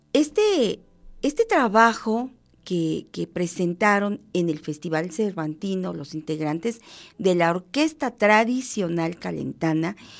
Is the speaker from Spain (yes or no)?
no; Mexico; como mexicanos